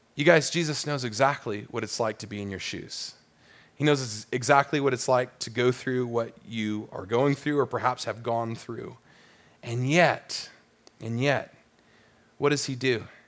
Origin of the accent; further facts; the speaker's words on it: Southern California, United States; growing up in Southern California